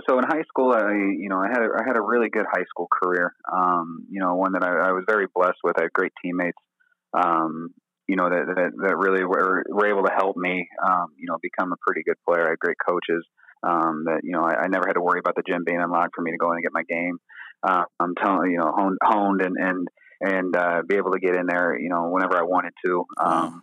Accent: Auburn, Indiana, United States; I grew up in a small town called Auburn, Indiana

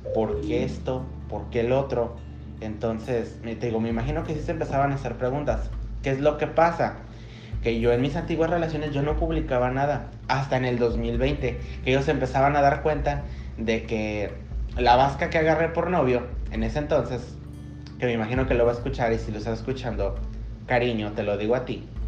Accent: Tepatitlán de Morelos, Jalisco, Mexico; now in Canada; yo nazco un 28 de diciembre de 1997 a las 5 de la tarde en Tepatitlán de Morelos

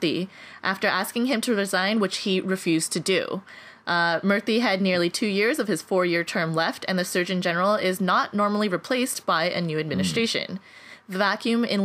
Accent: Montreal, Quebec, Canada; now in United States; in my hometown of Montreal, Canada

